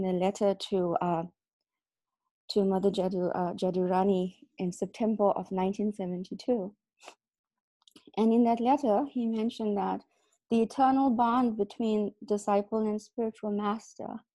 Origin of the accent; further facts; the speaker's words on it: South Africa; I was born in South Africa